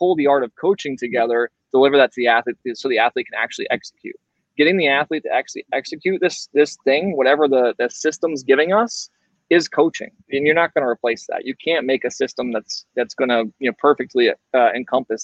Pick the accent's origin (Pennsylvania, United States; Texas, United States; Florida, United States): Florida, United States; I grew up fishing in Florida my entire life